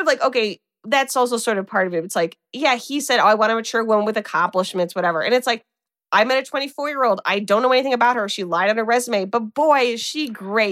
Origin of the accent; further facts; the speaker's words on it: Midwest, United States; accent: flat Midwestern; I have such a flat Midwestern accent